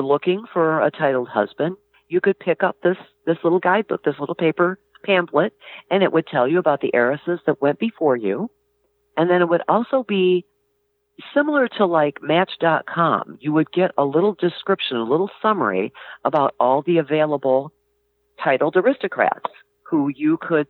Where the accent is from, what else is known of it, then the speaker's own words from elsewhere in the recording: Michigan, United States; moved away as an adult; I grew up in Michigan.